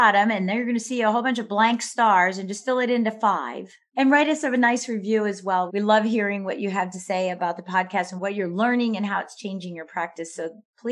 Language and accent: English; Midwest, United States; moved away; also born or lived in East Coast; I'm a Midwesterner turned into an Eastern person